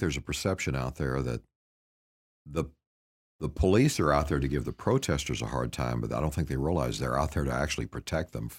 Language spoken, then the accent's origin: English; Paris, Texas, United States; my hometown up in Northeast Texas where my sister was a teacher